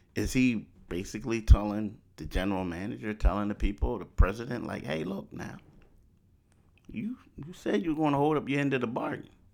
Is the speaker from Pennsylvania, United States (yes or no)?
yes; Philadelphia, Pennsylvania, United States; also born or lived in Pittsburgh; I grew up in Philly.